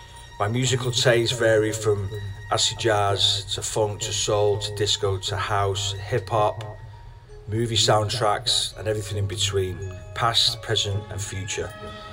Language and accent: English; Manchester, North West England, United Kingdom; moved away as an adult; now in New York City, United States; I'm originally from Manchester. I was a resident of the world-famous Fat 51, the Hacienda, back in the 90s. Then moved to New York in 1998.